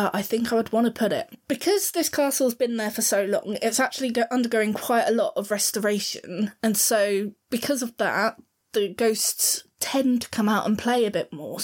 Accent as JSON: {"language": "English", "region": "Southern England", "country": "United Kingdom", "accent": "Southern", "said": "our Cockney accent, or my Southern accent"}